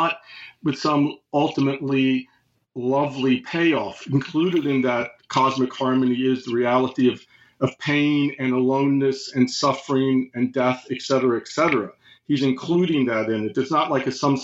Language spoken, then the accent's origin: English; United States; as an American